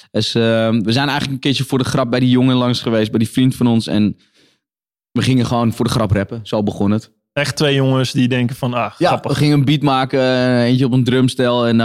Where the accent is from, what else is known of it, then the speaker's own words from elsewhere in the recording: Netherlands; accent: Hollands; Maar mijn, mijn accent die, Willem P. ja, die verklapt, niet, uh, verklapt wel gewoon een oer-Hollandse achtergrond.